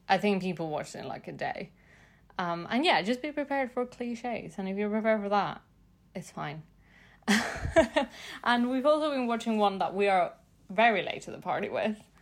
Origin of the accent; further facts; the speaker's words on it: Mexico City, Mexico; I'm from Mexico City